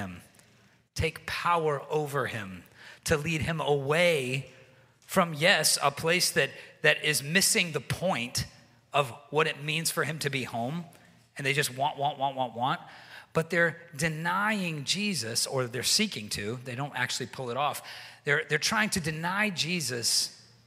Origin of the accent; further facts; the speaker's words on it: the South, United States; moved away as an adult; I'm from the South, and in the South, people kind of like never stop eating